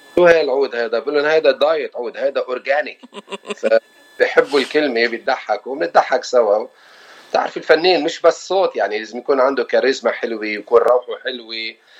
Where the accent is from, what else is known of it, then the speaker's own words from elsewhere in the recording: Beirut, Beirut Governorate, Lebanon; moved away as an adult; now in Los Angeles, United States; انا لبناني ابن بيروت وصار لي 25 سنه بالاغتراب بلوس انجلوس